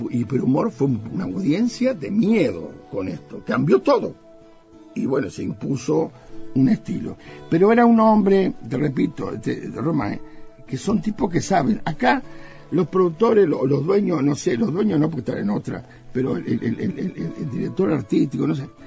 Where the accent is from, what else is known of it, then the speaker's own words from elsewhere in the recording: Uruguay; Y nosotros, como típicamente siempre tímidos como los uruguayos